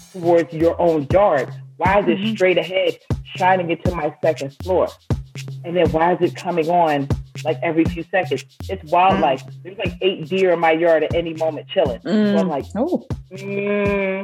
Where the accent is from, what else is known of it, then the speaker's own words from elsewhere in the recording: Philadelphia, Pennsylvania, United States; moved away; I was from Philadelphia